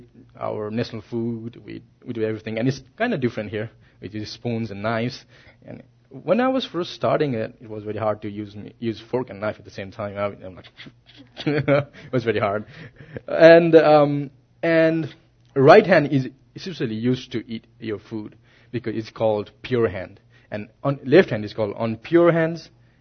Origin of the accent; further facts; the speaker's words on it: Nepal; I'm Nepali, as you know, my accent is kind of different